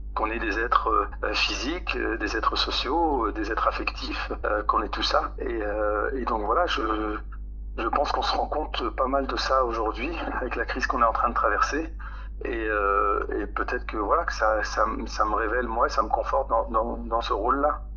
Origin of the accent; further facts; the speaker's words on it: Roubaix, Hauts-de-France, France; Je suis né, j'ai grandi à Roubaix